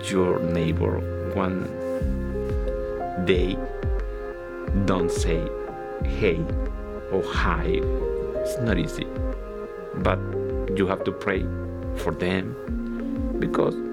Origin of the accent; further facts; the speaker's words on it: Venezuela; now in Plainfield, United States; from Venezuela.